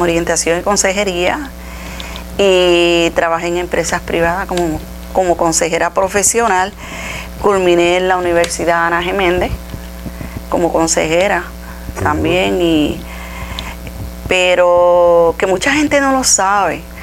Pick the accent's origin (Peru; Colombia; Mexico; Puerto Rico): Puerto Rico; Utuado; todo lo he hecho aquí, en Utuado